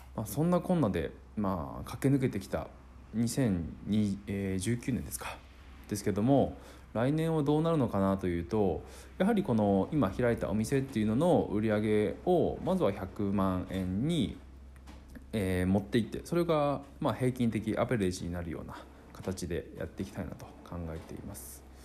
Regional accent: Akita, Japan; 地元秋田で生活していて

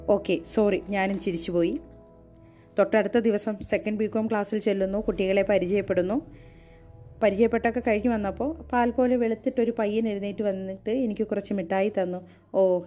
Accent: Kollam, Kerala, India; moved away as an adult; also born or lived in Lakshadweep; ഞങ്ങൾ കൊല്ലംകാരെ

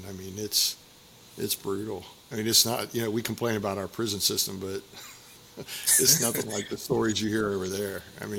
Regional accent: United States; we know as American, pilots or whatever

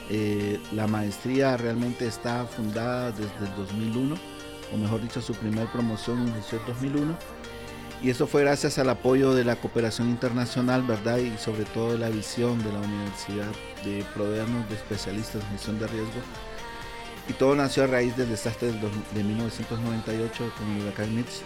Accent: Nicaragua; Ok, en realidad yo soy nicaragüense. Eh, estudié mi carrera base, que es Ingeniería y Geología en Nicaragua

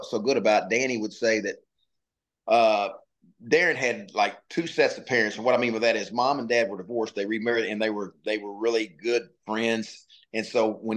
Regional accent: Little Rock, Arkansas, United States; growing up in Little Rock, Arkansas, I knew every Razorback name and number

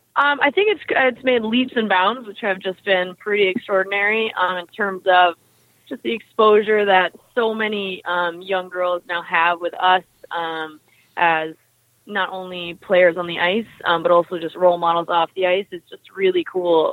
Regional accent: Sutton, Ontario, Canada; I grew up um, north of Toronto in a small town called Sutton.

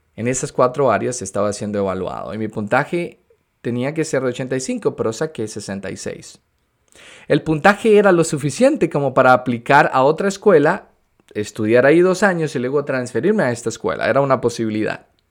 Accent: Venezuela; moved away as an adult; now in United States; soy de Venezuela, en el 2011 me mudé de Venezuela a los Estados Unidos

